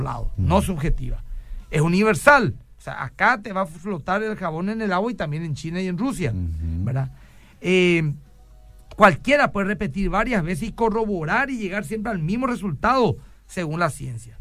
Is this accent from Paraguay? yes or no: yes; Paraguay; lo que somos nosotros los paraguayitos